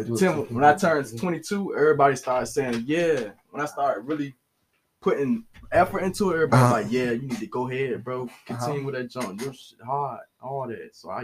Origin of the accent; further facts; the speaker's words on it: Norfolk, Virginia, United States; I'm from Norfolk, VA, Huntersville, Virginia.